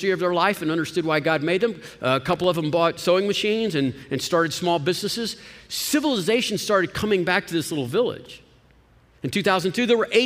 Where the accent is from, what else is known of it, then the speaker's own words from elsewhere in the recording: Austin, Texas, United States; I am a Texan that doesn't even like being part of the country. I'm an Austinite that doesn't even like being part of Texas